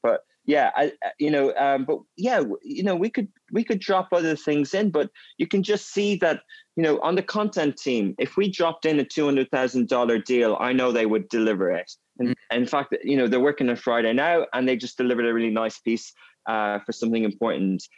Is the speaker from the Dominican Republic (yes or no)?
no; Ireland; moved away as an adult; also born or lived in Germany / England; now in Dubai, United Arab Emirates; I grew up in a Gaelic speaking area in Ireland